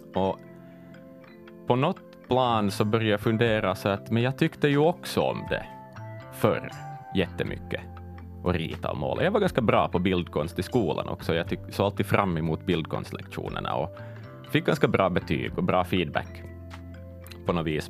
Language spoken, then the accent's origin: Swedish; Ostrobothnia, Finland; som österbottning